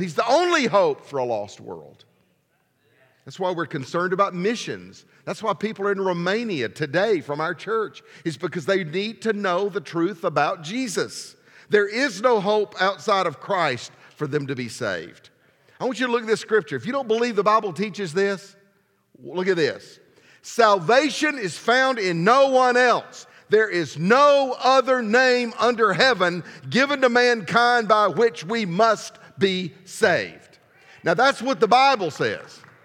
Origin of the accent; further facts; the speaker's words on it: Alabama, United States; I was from Alabama